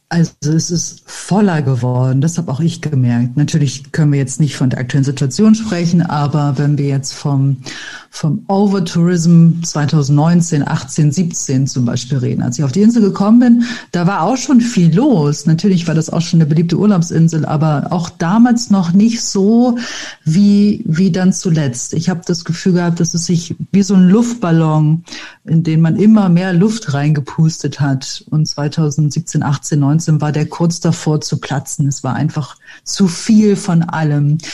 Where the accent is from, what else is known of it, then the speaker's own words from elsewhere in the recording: Bremen, Germany; moved away as an adult; now in Mallorca, Spain; ich komme aus Bremen